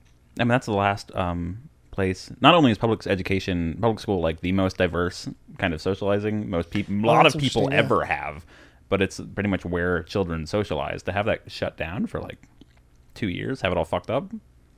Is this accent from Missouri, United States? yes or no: no; Pennsylvania, United States; Growing up in the Methno State, but in a liberal arts college town, was always kind of weird.